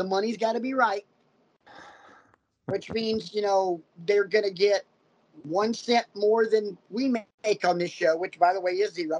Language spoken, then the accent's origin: English; Oxford, Alabama, United States; Me growing up in Oxford, Alabama